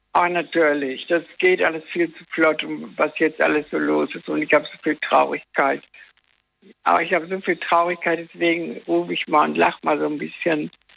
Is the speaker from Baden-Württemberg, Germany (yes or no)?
no; Dortmund, North Rhine-Westphalia, Germany; ich komme aus Dortmund